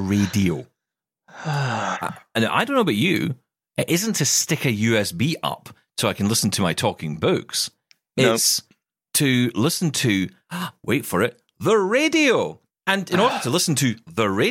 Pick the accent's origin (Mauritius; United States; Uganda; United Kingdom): United Kingdom; we're British